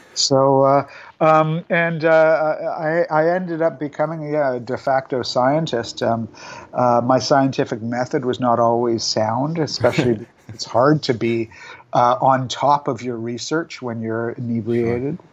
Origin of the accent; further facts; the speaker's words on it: Vancouver, British Columbia, Canada; moved away; my hometown of Vancouver